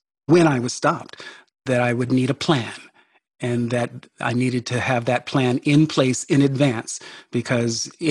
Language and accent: English; California, United States; I was raised in California.